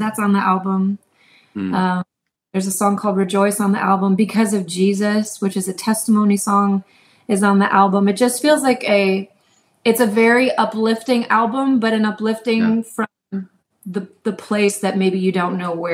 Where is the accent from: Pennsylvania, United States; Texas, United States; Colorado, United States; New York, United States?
New York, United States; now in Houston, United States; I'm from New York originally